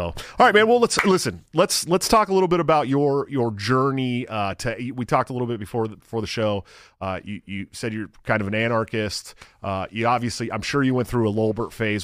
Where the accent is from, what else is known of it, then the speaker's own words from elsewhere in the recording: California, United States; moved away as an adult; also born or lived in Portland, Oregon; now in Iowa, United States; I grew up in California